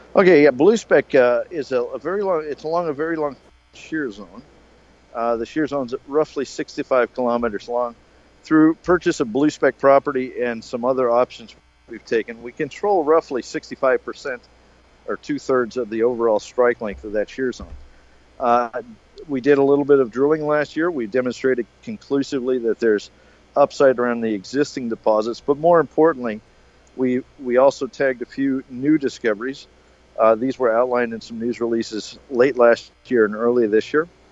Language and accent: English; United States; I'm American